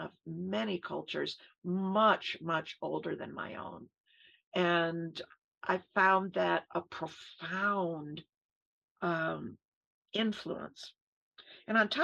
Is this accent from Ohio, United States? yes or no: no; Ithaca, New York, United States; I was born in 1950 in the Finger Lakes region of New York State. I was born into a college town